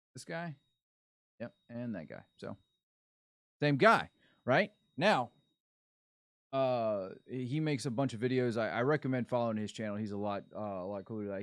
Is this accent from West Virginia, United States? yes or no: no; Florida, United States; I'm from Florida